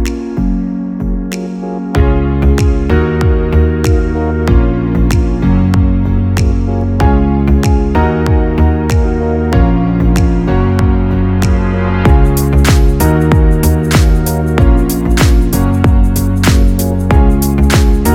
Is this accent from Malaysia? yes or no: no; United Kingdom; now in Switzerland; I'm British